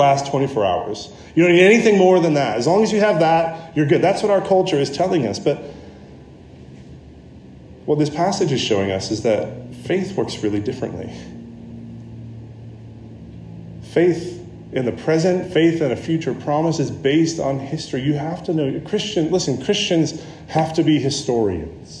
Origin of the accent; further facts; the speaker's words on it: United States; me as the American with a bunch of other Americans there